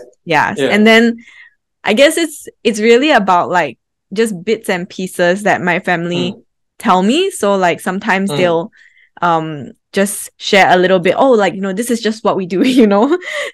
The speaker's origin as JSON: {"language": "English", "country": "Singapore", "said": "came back and started living in Singapore that I started delving a little bit more into not just me as a Singaporean, my identity as a Singaporean, but like my identity as a Hokkien person"}